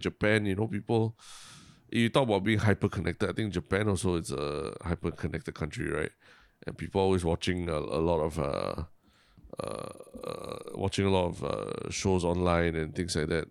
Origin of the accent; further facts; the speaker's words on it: Singapore; my, my Singapore education